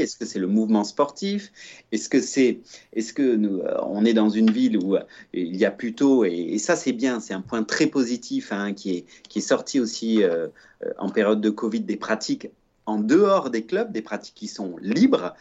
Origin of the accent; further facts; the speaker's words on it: Provence-Alpes-Côte d'Azur, France; also born or lived in Switzerland; je suis de nationalité suisse, j'ai grandi en Provence